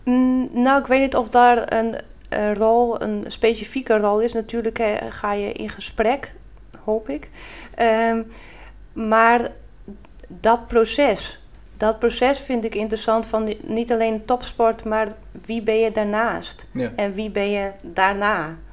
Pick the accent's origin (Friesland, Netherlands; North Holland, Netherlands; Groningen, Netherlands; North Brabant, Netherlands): Friesland, Netherlands; En in Friesland zeggen we dan, nou, van wie bist er